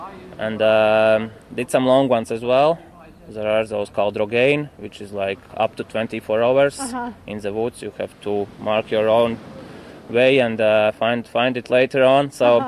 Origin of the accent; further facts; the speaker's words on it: Latvia; I'm living in Riga.